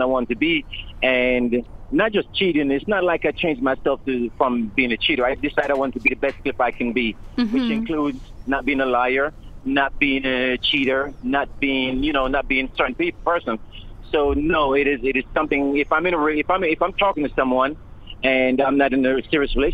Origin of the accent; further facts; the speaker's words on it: Jamaica; I grew up in a Jamaican culture. I grew up in Jamaica